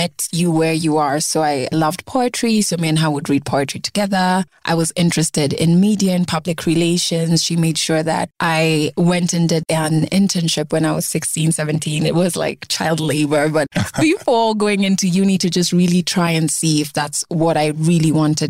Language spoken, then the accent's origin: English; Nairobi, Kenya; also born or lived in Ugenya; I was born and brought up in Nairobi in a family of three girls.